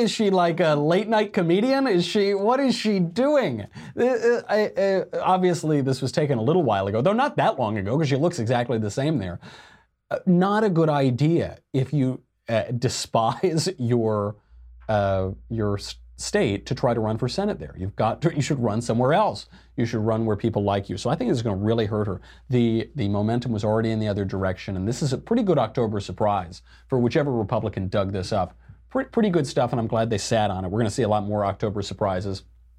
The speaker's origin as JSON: {"language": "English", "region": "Arizona", "country": "United States", "tie": "born or raised there"}